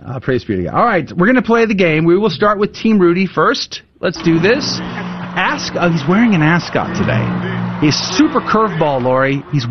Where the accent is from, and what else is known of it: San Antonio, Texas, United States; born or raised there